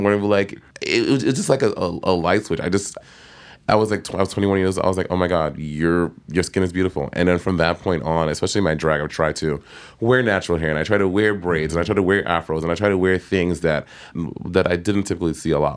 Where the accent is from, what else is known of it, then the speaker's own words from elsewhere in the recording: United States; growing up in America